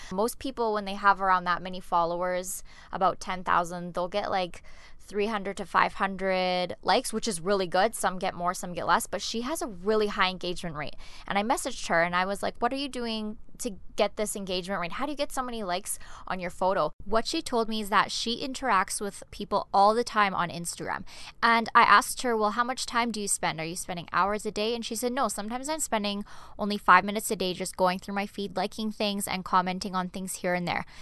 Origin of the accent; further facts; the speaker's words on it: Canada; moved away as an adult; now in Denmark; I'm an expat. I'm originally from Canada, but I'm living in Denmark